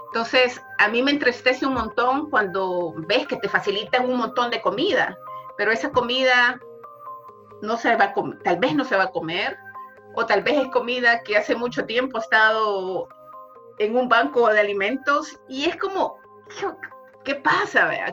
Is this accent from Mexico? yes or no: no; El Salvador; moved away as an adult; now in Henderson, United States; Soy salvadoreña, vivo en Henderson, Hendersonville desde hace aproximadamente seis años